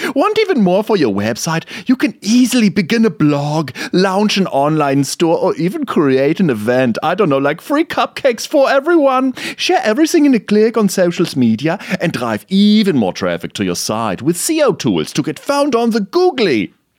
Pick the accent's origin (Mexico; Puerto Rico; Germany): Germany